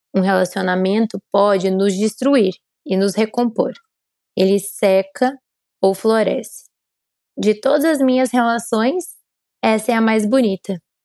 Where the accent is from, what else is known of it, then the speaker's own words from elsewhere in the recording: Curitiba, Paraná, Brazil; now in São Paulo, Brazil; eu sou curitibana, como vocês sabem, então moro em São Paulo.